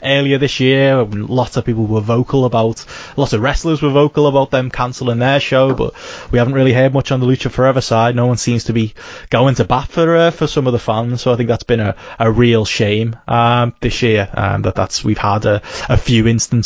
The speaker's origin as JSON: {"language": "English", "town": "Liverpool", "region": "North West England", "country": "United Kingdom", "said": "I personally, as a Scouser"}